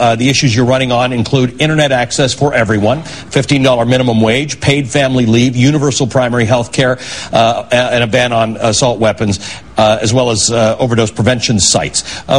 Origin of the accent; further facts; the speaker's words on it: Canada; I'm Canadian, so I'm with you on that.